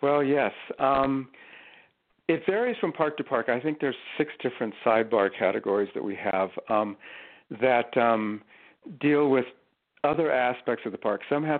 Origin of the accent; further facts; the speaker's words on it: California, United States; And growing up in Southern California, we had, I remember, a long road trip up the Pacific Coast to national parks